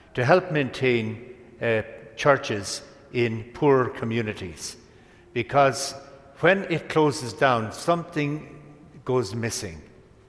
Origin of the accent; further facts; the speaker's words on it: Ireland; In my hometown in Ireland